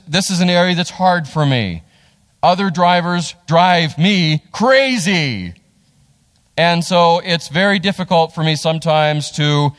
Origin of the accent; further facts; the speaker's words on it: United States; I love being American